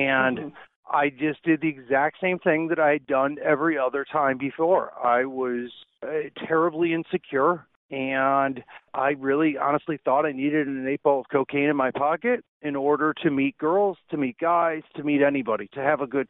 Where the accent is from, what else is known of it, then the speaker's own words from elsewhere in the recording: Chicago, Illinois, United States; moved away as an adult; also born or lived in Lake Tahoe; I grew up in Chicago